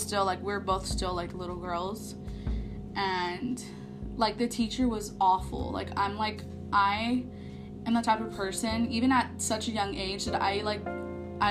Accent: San Antonio, Texas, United States; I am born and raised in San Antonio, Texas, and I kind of grew up in the South Side

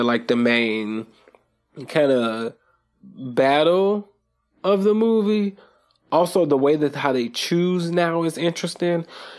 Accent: Nigeria; we are Nigerian, so we don't, well, some of us, you know, don't understand the severity of accusing someone of witchcraft and stuff like that.

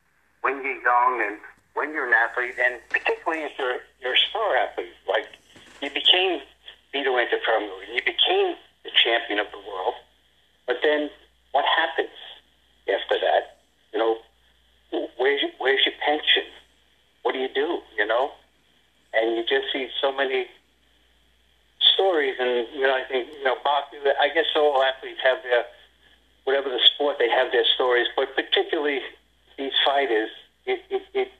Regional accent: New York City, New York, United States; moved away as an adult; now in Boca Raton, United States; I was born and raised in New York City

